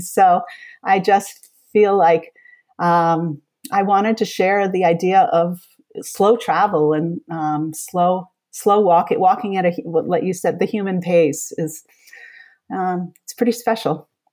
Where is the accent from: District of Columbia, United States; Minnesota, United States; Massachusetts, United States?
Massachusetts, United States; moved away as an adult; now in Vermont, United States; I grew up in Massachusetts